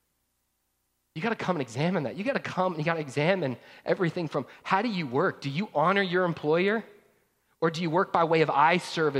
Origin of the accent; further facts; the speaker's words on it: North Georgia, United States; I grew up in North Georgia